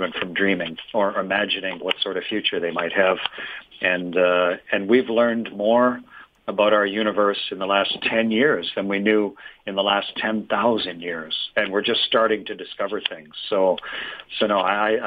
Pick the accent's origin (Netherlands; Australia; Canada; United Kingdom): Canada; I'm from Canada